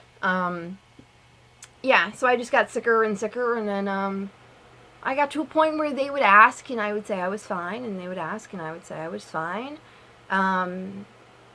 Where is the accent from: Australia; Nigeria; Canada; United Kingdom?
Canada; Newfoundland and Labrador; moved away as an adult; I'm from Newfoundland.